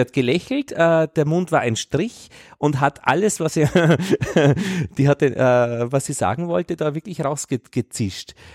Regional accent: Upper Austria, Austria; als Oberösterreicher

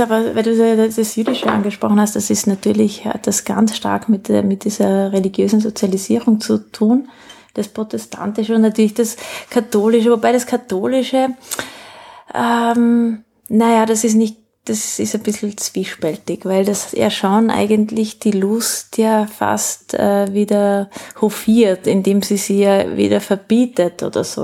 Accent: South Tyrol, Trentino-Alto Adige, Italy; also born or lived in France; now in Austria; Naja, äh, eigentlich in, in Südtirol. Ja. Ne? ja. Und dann aber lange in Frankreich

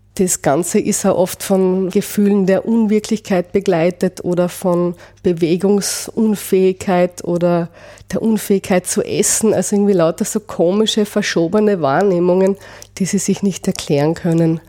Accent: Austria; also born or lived in Vienna; bei uns in Österreich

